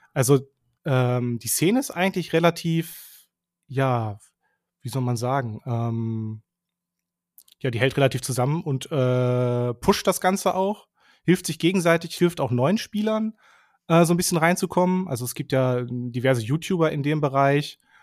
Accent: southern Lower Saxony, Germany; also born or lived in Bielefeld; ich bin mhm. aufgewachsen so in, in Südniedersachsen

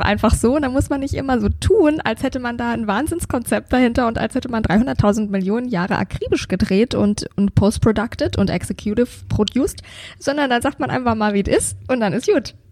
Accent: Bavaria, Germany; bei uns in Bayern

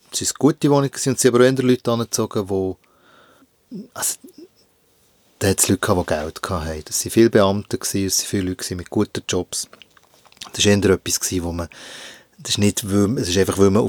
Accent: Hinterkappelen, Bern, Switzerland; Äh, ich glaube, es ist dem, was du Ghetto-Siedlung nennst. Also es hat ein paar Bauetappen dort in Hinterkappeln.

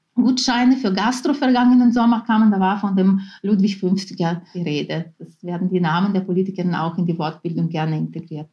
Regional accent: Ukraine; first language Ukrainian; German is a second language; now in Vienna, Austria; in meiner Muttersprache, dem Ukrainischen

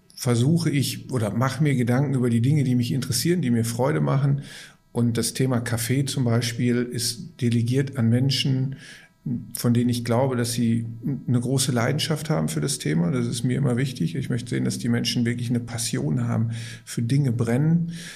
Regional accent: Gelsenkirchen, North Rhine-Westphalia, Germany; Ich komme aus, gebürtig aus Gelsenkirchen. Und ich vergleiche das immer damit, dass auf der Straße, auf der ich groß geworden bin, da gab es sieben Pommesbuden

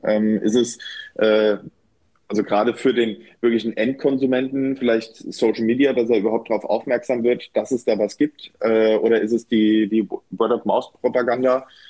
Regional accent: Bad Nauheim, Hesse, Germany; bei mir in meiner Heimatstadt in Bad Nauheim

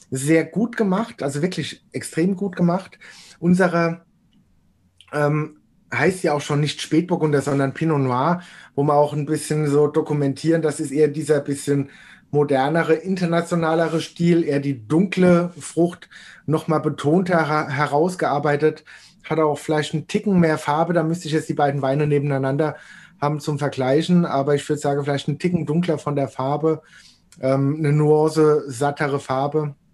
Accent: Rhineland-Palatinate, Germany; weil eigentlich komme ich ja aus der Region in, in der Nähe von Kaiserslautern, eher eine Biertrinkerregion

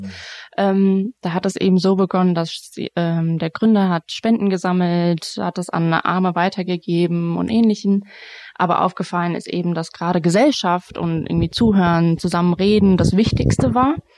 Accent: Frankfurt, Hesse, Germany; now in Darmstadt, Germany; bin in Frankfurt groß geworden

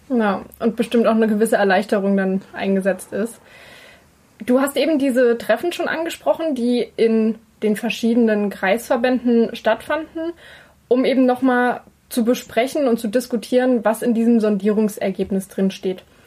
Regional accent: Saxony, Germany; bei uns in Sachsen

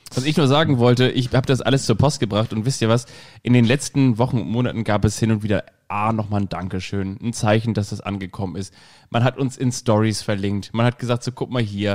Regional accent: Kiel, Schleswig-Holstein, Germany; now in Hamburg, Germany; Ich bin ja auch in Kiel aufgewachsen

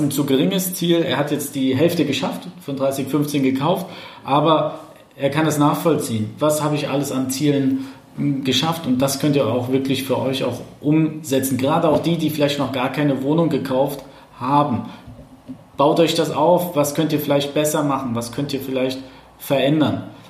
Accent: eastern Germany, Germany; ich komme ja aus dem, aus dem Osten Deutschlands

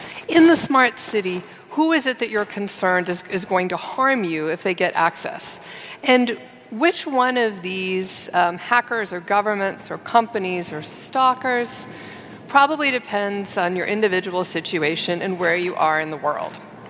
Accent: San Francisco, California, United States; So I'm from San Francisco and spent 20 years working in tech in San Francisco and in Silicon Valley

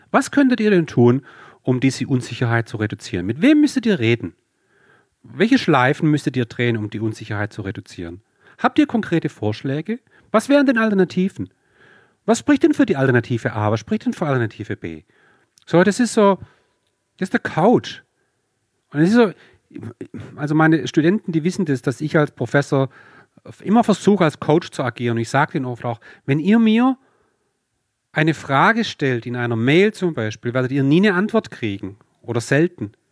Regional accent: Swabia, Germany; accent: Swabian; So, wie man ja ab und zu durchhört, äh, bin ich Schwabe

